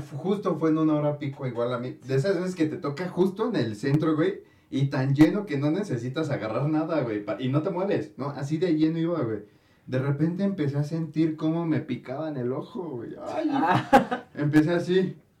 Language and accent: Spanish; State of Mexico, Mexico; nosotros del Estado de México